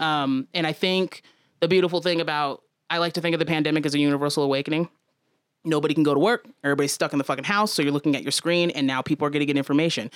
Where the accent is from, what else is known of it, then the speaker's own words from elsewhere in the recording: Aurora, Colorado, United States; growing up in Aurora